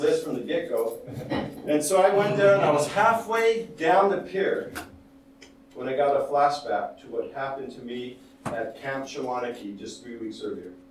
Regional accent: United States; I'm Hispanic, I grew up in the United States, but I'm an American

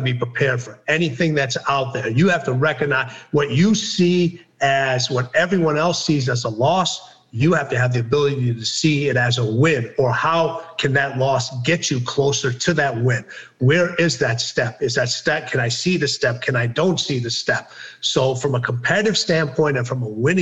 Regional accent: Wolverhampton, West Midlands, United Kingdom; I was born in Wolverhampton, England

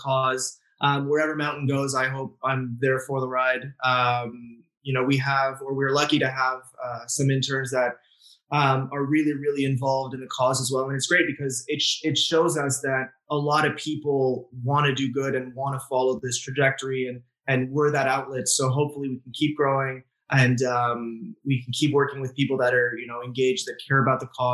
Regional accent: France; also born or lived in England; now in Montreal, Canada; I was born and raised in France and had the chance to live in England a little bit as well before coming here

